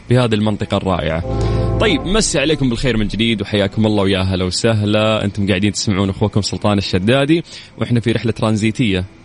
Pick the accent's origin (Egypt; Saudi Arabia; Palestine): Saudi Arabia; Tabuk, Tabuk Province; من تبوك